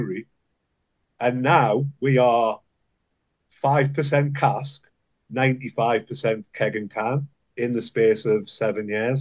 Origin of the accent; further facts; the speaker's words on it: Newcastle upon Tyne, North East England, United Kingdom; where I was brought up in Newcastle.